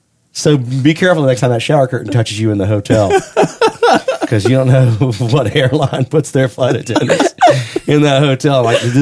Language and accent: English; Charlotte, North Carolina, United States; also born or lived in upstate New York; now in Atlanta, United States; But when I was two, my parents moved to Charlotte, and that's where I was raised.